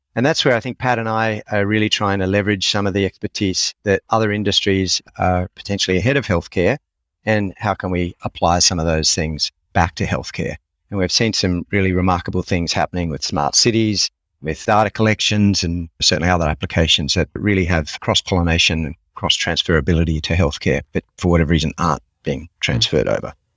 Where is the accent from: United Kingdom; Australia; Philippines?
Australia; Sydney, New South Wales; moved away as an adult; also born or lived in United States; born and raised in Sydney, finished education through university here